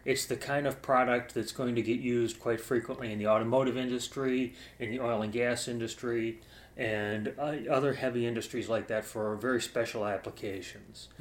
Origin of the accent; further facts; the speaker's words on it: Cleveland, Ohio, United States; also born or lived in Orlando, Florida; I grew up in Cleveland, uh, and I lived most of my life there